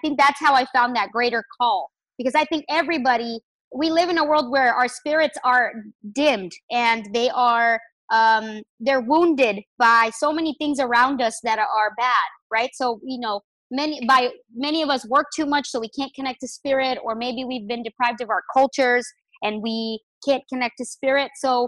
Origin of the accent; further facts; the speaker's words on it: Chihuahua, Mexico; I am from Mexico. I was born in the beautiful state of Chihuahua. It's the desert in Mexico.